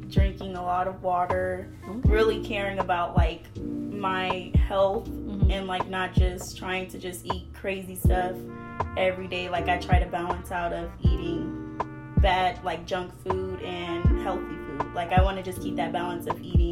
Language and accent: English; Vallejo, California, United States; I'm from Vallejo, California, yay area